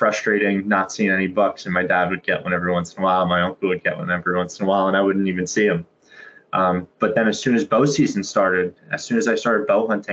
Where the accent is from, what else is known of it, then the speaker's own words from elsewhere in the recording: Pompton Lakes, New Jersey, United States; I grew up in Pompton Lakes, New Jersey, this small town in North Jersey